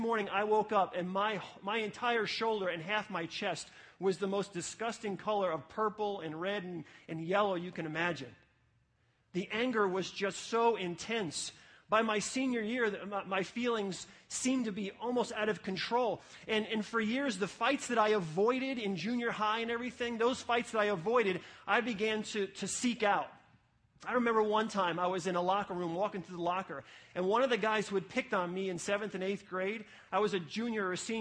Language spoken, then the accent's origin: English; New City, New York, United States; From sixth grade to high school, I grew up in an apartment complex, the Garden Apartments in New City, New York